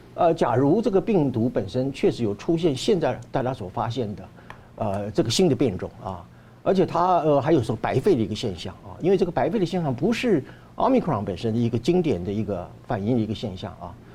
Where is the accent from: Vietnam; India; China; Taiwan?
Taiwan; 我觉得这个很值得我们台湾人做一些，啊，启发